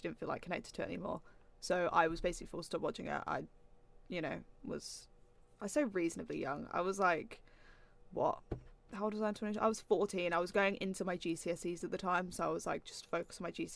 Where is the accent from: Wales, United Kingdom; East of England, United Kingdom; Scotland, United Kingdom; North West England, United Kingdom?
East of England, United Kingdom; Norfolk; I'm from Norfolk, home of Martin Brundle and George Russell